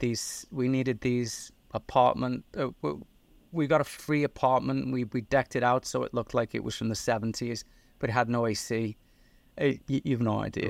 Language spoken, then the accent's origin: English; Liverpool, North West England, United Kingdom; now in United States; I got an accent. I'm originally from Liverpool in the north of England.